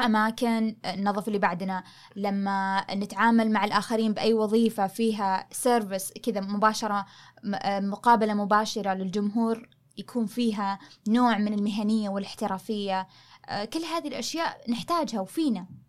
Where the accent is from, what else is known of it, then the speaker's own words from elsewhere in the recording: Saudi Arabia; احنا كشعب سعودي